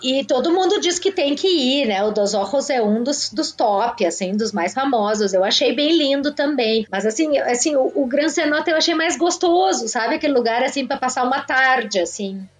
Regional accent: Jaguarão, Rio Grande do Sul, Brazil; also born or lived in Porto Alegre; Jaguarão, que é a minha cidade natal

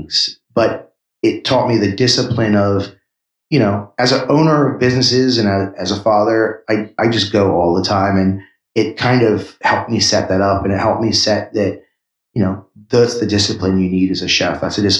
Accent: Washington, District of Columbia, United States; also born or lived in New York City; I grew up in Washington, D.C. in New York City. But Philadelphia was the town where I spent the most time as a mid-20s person.

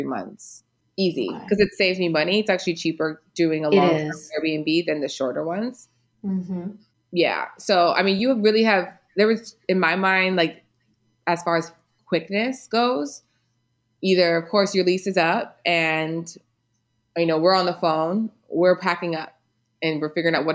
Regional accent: United States; moved away; me as an American

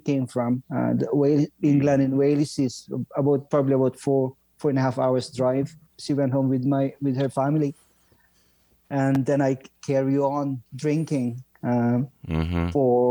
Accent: northern Philippines, Philippines; moved away as an adult; also born or lived in London, United Kingdom; now in Ottawa, Canada; I was born in the Philippines, Howard, and I left home when I was 18 years old, I guess, 19

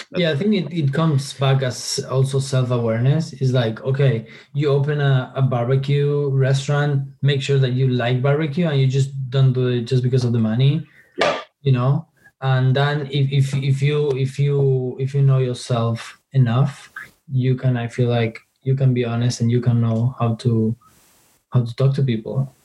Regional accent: Argentina; I'm from argentina i was born in argentina

